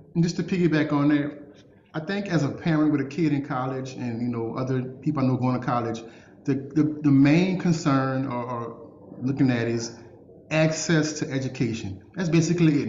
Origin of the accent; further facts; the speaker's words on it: New Orleans, Louisiana, United States; also born or lived in Baton Rouge; I'm from New Orleans, ended up going to to Baton Rouge, transferred to Tulane